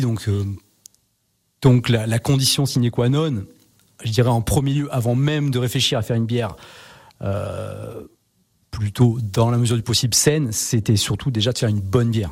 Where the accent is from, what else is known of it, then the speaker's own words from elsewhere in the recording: Savoy, Auvergne-Rhône-Alpes, France; on est savoyard